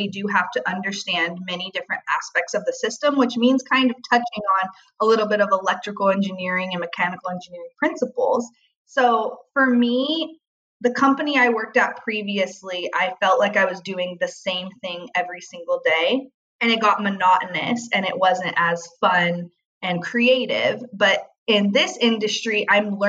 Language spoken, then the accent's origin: English; Long Beach, California, United States; I grew up in Long Beach, California